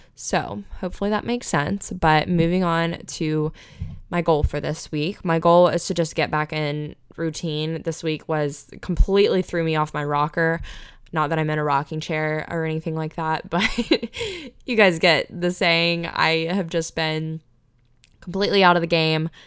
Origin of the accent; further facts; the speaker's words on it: Panama City, Florida, United States; my hometown of Panama City, Florida, Panama City Beach, Florida